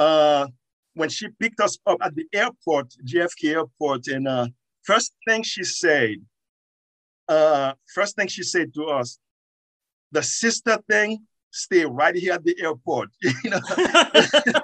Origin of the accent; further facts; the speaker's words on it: Haiti; English is a second language; moved away as an adult; now in New York, United States; In Haiti, I was taking English